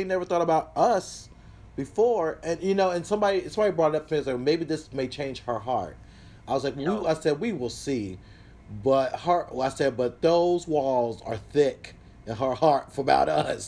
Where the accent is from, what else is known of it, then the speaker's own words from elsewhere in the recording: the South, United States; I'm from the South, so grew up with guns in the house